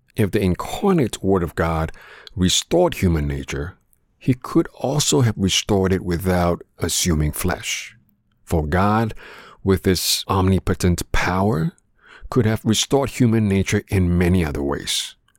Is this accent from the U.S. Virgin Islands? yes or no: no; Canada; growing up in Canada